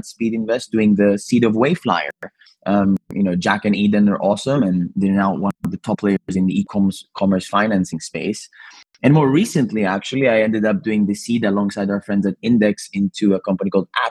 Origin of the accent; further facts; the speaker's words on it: Athens, Attica, Greece; moved away as an adult; also born or lived in Cambridge, United Kingdom; now in London, United Kingdom; I'm originally Greek. I was born and raised in Athens and actually came to the UK to study in Cambridge and transitioned to London, and now almost 14 years in London